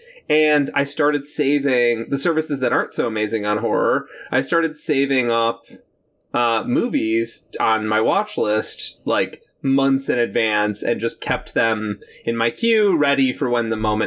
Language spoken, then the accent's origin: English; United States; as an American in 2020